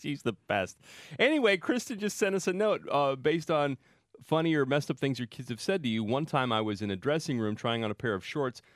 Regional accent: Salinas, California, United States; I grew up in Salinas

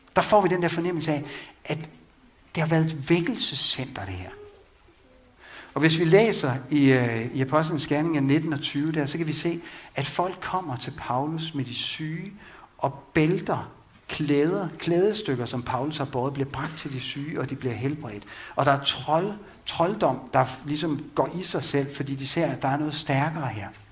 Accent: Vang, Denmark; Vang missionshus, hvor jeg voksede op

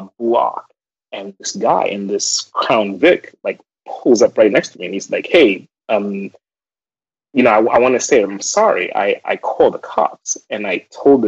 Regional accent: Zimbabwe; moved away as an adult; now in United States; growing up in Zimbabwe

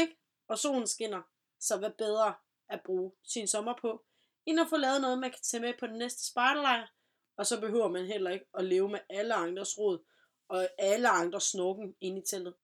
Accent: Vejle, Southern Denmark, Denmark; Jeg er personligt fra Vejle af

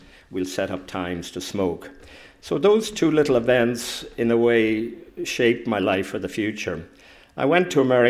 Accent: Dún Laoghaire, Leinster, Ireland; moved away as an adult; also born or lived in United States; I grew up in Dunleary

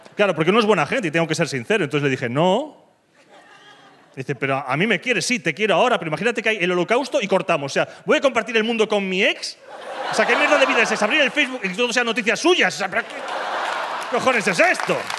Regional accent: Galicia, Spain; now in Madrid, Spain; Soy gallego

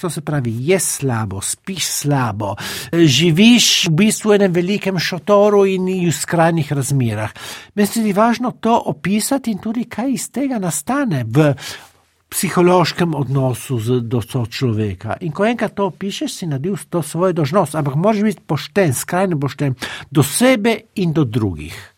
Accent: Trieste, Friuli-Venezia Giulia, Italy; jaz sem polnopraven tržačan. Jaz sem se rodil v Trstu

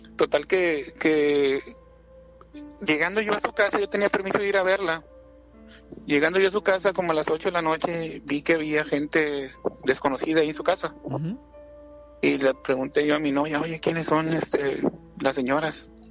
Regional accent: Monterrey, Nuevo León, Mexico; soy de acá de Monterrey

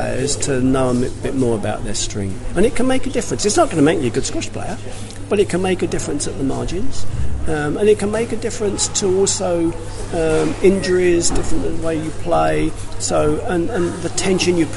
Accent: London, United Kingdom; originally from Wimbledon, and I'm in South West London

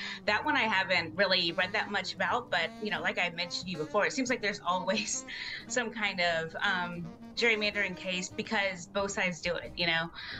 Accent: Florida, United States; moved away; also born or lived in New York; I'm actually originally from Florida

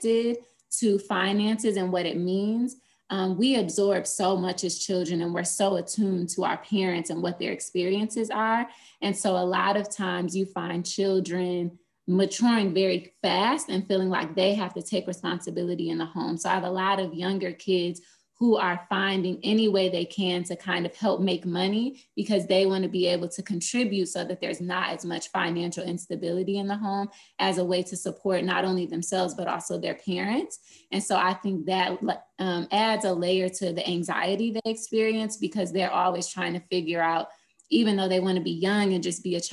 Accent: Flint, Michigan, United States; moved away as an adult; also born or lived in Boston, Massachusetts; now in Atlanta, United States; I'm originally from Flint, Michigan, but I went to Spelman College for undergrad here in Atlanta, Georgia

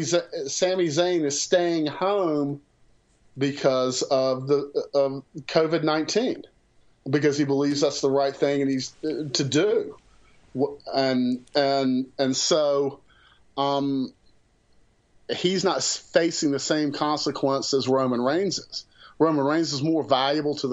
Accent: the South, United States; I'm from the South

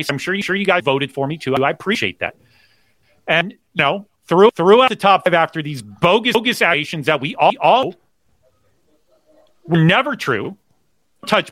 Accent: Connecticut, United States; I was born in Connecticut

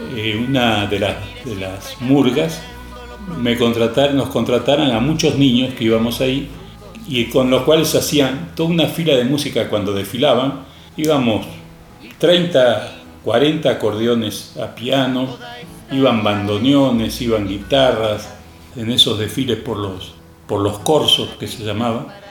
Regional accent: Buenos Aires, Argentina; also born or lived in Spain; Yo nací en España. A los cinco años nos fuimos a Argentina. Mis padres tuvieron que emigrar. Yo nací en una familia campesina. Nos fuimos a vivir a La Boca, un barrio muy popular.

